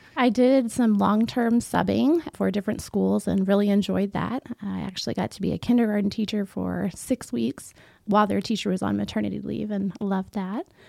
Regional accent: Concordia, Missouri, United States; I grew up here in Concordia, uh, born and raised, and my family is still around

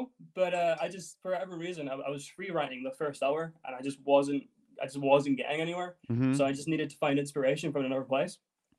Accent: Edinburgh, Scotland, United Kingdom; now in London, United Kingdom; But yeah, I was born and raised in Edinburgh, but I do live in London.

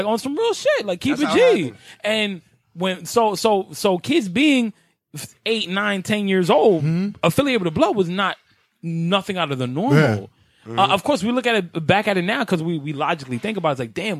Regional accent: New York City, New York, United States; also born or lived in Brooklyn; I'm not originally from Brooklyn or whatever. You know what I'm saying? Like I grew up in Spanish Harlem. I didn't come to Brooklyn until I was 15.

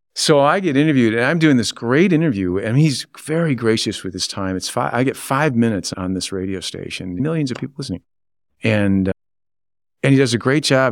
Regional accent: Grayling, Michigan, United States; also born or lived in Pontiac, Michigan / Waterford Township, Michigan; I was born in Pontiac. I grew up in Waterford Township until my fourth grade year of school and moved to Grayling

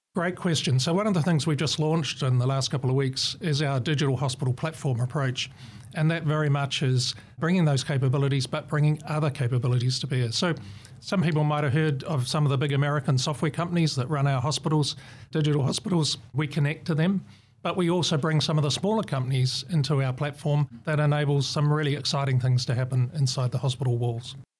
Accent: New Zealand; moved away as an adult; now in Australia; I'm a Kiwi.

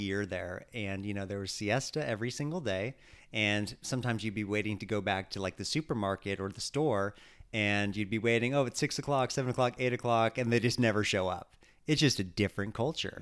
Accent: California, United States; growing up in California

